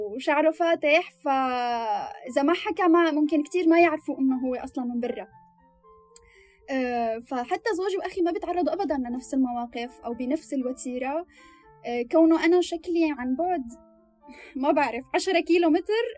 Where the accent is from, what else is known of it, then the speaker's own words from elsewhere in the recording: Damascus, Damascus Governorate, Syria; moved away as an adult; now in Sweden; 25 سنة آه من سوريا من الشام متزوجة